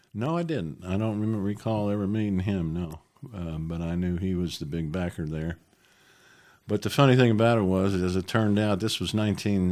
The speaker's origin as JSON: {"language": "English", "town": "Jersey City", "region": "New Jersey", "country": "United States", "tie": "born or raised there", "said": "I was born in New Jersey, right across the river from New York, Jersey City"}